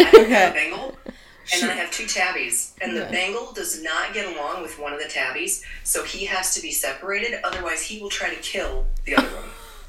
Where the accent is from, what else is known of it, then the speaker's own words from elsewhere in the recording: Wisconsin, United States; also born or lived in Michigan / New Jersey / New York City / Florida; now in Washington, D.C. area, United States; I live about 20 minutes outside of Washington, D.C. I grew up on a dairy farm in Wisconsin. I've kind of lived all over the place.